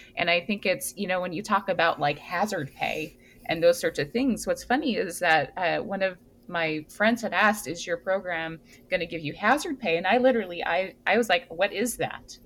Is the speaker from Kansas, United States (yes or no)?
no; Hawaii, United States; now in East Coast, United States; I am from Hawaii